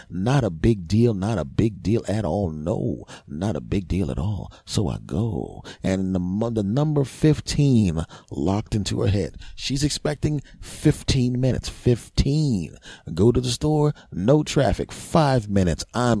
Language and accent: English; Philadelphia, Pennsylvania, United States; I'm from Philly originally.